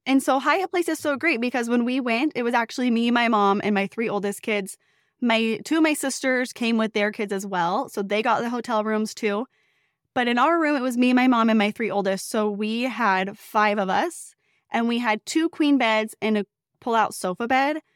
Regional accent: Northern California, United States; I grew up in Northern California

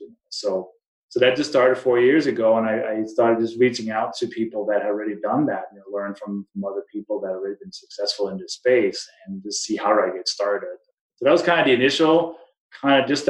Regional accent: Denmark; English is a second language; also born or lived in East Coast, United States / New Mexico, United States; now in Colorado, United States; as people may recognize from my name and my accent, I wasn't born in the U.S. I came from Denmark, been here since 1996

